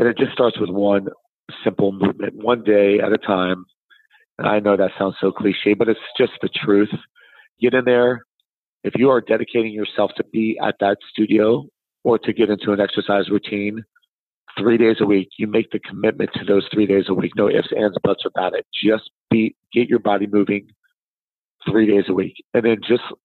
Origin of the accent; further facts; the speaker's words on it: South Florida, United States; I'm from South Florida